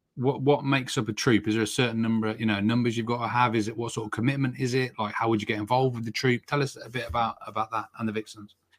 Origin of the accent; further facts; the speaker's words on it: Oxfordshire, South East England, United Kingdom; I'm from Oxfordshire